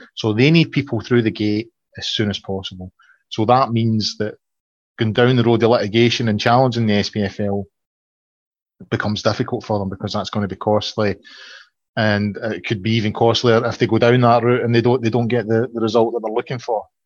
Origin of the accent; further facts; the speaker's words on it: Falkirk, Scotland, United Kingdom; I'm from the Falkirk area